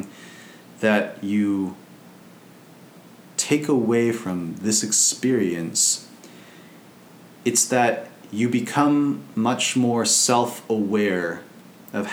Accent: United States; as an American

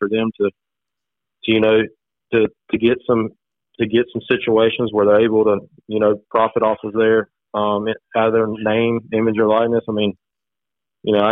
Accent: Mount Olive, North Carolina, United States; moved away as an adult; also born or lived in Lenoir County, North Carolina; now in Duplin County, United States; we are from Wayne County

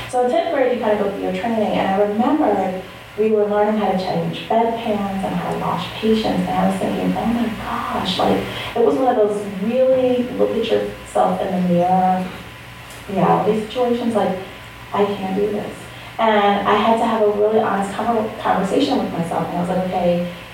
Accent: New York City, New York, United States; I grew up in the Bronx

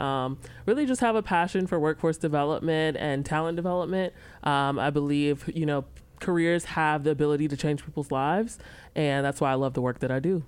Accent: Memphis, Tennessee, United States; also born or lived in Charlotte area; now in Rock Hill, United States; I'm actually originally from Memphis, Tennessee.

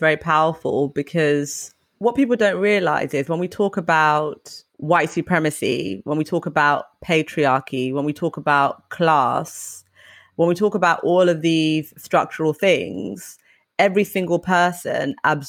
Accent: England, United Kingdom; And I remember, like, growing up in England

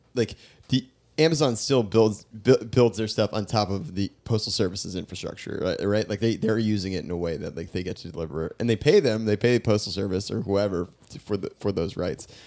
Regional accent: New York, United States; I grew up in New York, but also we didn't have central, we didn't have A C growing up.

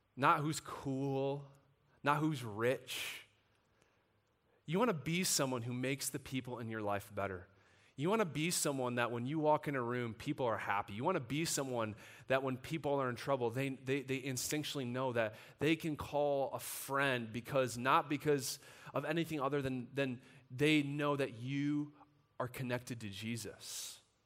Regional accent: United States; we as American Christians

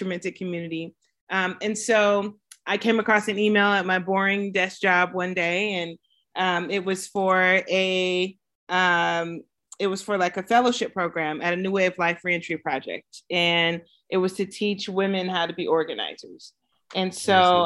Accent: Pomona, California, United States; I'm from Pomona, California, and been out in Southern California my entire life. Finished high school here, went to college here

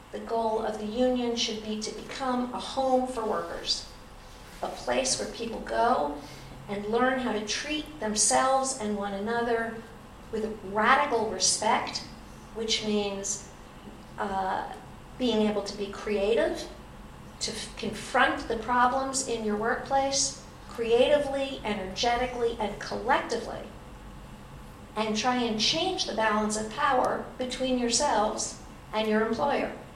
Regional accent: Ithaca, New York, United States; also born or lived in Vermont; in my hometown, Cornell University

